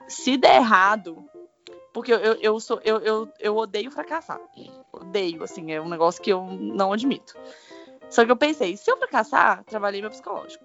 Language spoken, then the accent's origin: Portuguese; Brazil; moved away; eu sou brasileira